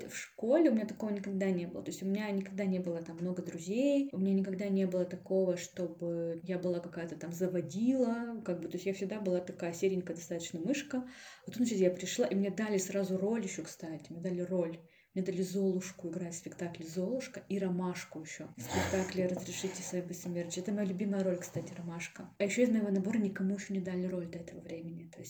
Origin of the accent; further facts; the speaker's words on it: Kurgan, Kurgan Oblast, Russia; now in Yekaterinburg, Russia; потому что я приехала же из Кургана в Екатеринбург, и э, тут не было у меня никаких друзей.